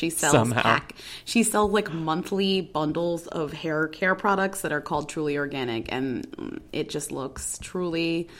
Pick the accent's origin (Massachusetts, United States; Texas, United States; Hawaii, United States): Massachusetts, United States; Newton; we talked a lot about my hometown of Newton, Massachusetts.